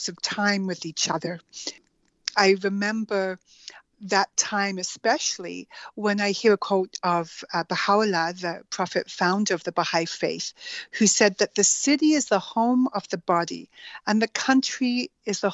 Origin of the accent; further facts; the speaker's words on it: Alberta, Canada; also born or lived in Edmonton / Guyana; I grew up in Alberta, in Canada, and my first years were spent in a small community, the current population is five, called Tuatna, Alberta.